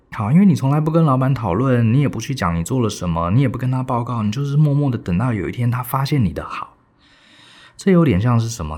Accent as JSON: {"language": "Chinese", "country": "Taiwan", "said": "很标准我们台湾人的谦逊"}